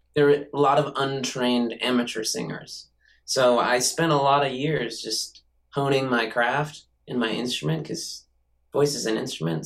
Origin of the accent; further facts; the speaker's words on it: Santa Cruz, California, United States; also born or lived in New York; now in Los Angeles, United States; my youth growing up in Santa Cruz